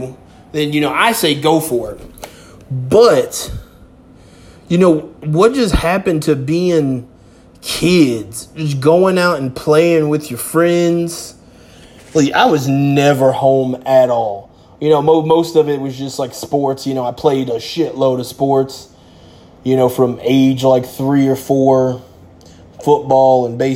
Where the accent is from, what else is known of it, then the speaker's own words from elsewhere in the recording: South Florida, United States; growing up in South Florida on the beach